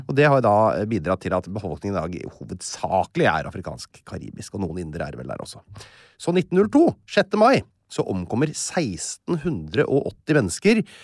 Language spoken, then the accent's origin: Norwegian; Norway; Vi er jo nordmenn her